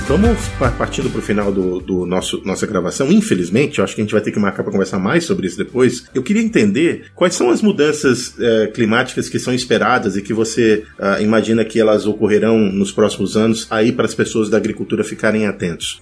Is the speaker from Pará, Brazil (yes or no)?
yes; Pará, Brazil; moved away; Eu sou do Pará, nasci no Pará e me formei no Pará e morei lá por muitos anos